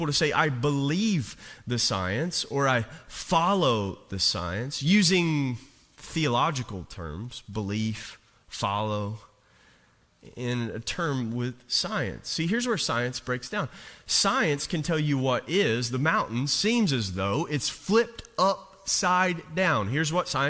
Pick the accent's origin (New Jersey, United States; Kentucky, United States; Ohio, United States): Kentucky, United States; Jenkins; when I was a kid, I grew up on the Virginia state line and in coal mining country